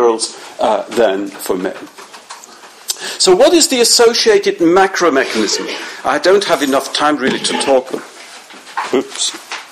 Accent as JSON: {"language": "English", "region": "Zurich", "country": "Switzerland", "said": "I come from Zurich"}